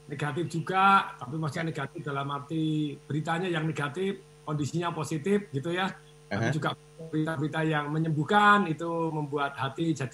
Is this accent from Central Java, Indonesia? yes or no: yes; Surakarta, Central Java, Indonesia; saya juga saya dalam kondisi deg-degan di kampung saya di Solo itu kerja bakti tidak pakai masker 69 orang kena semua